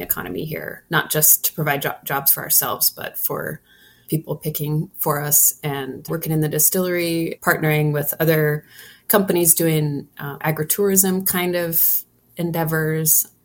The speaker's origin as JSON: {"language": "English", "town": "Troy", "region": "Montana", "country": "United States", "tie": "born or raised there", "said": "I'm born and raised in Troy"}